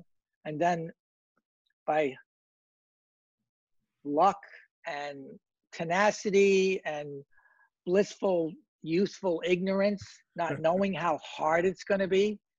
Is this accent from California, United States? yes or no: no; Hoboken, New Jersey, United States; my growing up in Hoboken